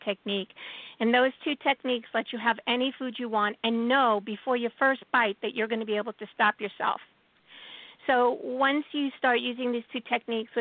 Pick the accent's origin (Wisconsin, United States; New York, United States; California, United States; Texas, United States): New York, United States; New York City; I'm a Jew from Brooklyn